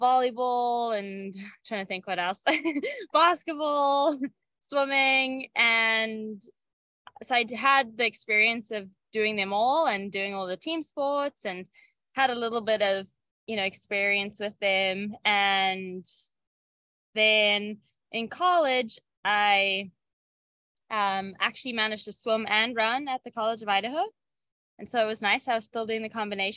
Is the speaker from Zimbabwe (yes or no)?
yes; Zimbabwe; moved away; growing up in Zimbabwe, it was really cool. I grew up on a farm